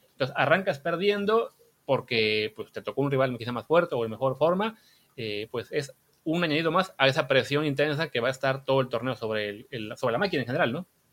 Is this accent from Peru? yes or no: no; Veracruz, Mexico; moved away; yo soy de Veracruz, mi familia vive ahí